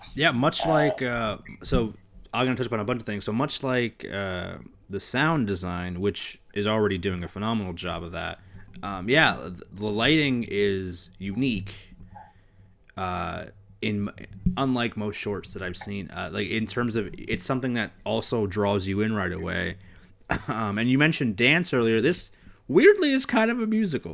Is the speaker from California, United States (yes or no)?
no; New Jersey, United States; growing up in Jersey